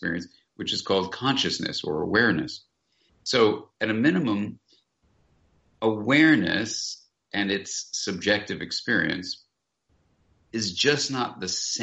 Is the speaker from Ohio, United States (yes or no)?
no; Southern California, United States; I grew up here in Southern California, and I was walking along this beach where I was a kid and an adolescent